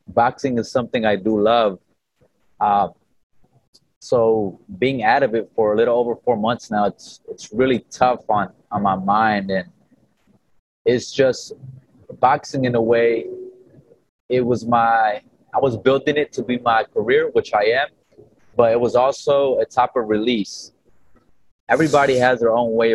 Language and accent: English; Inland Empire, California, United States; I'm out here from Cali, from the Inland Empire